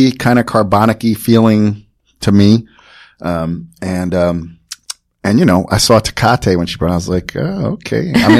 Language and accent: English; New Jersey, United States; I'm from Jersey and I understand